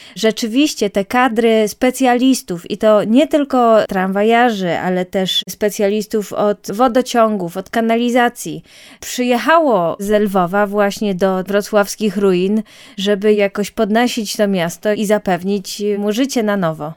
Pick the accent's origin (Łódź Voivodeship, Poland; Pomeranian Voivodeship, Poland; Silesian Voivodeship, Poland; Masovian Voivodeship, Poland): Masovian Voivodeship, Poland; moved away as an adult; also born or lived in Lviv, Ukraine; sama pochodzę z Mazowsza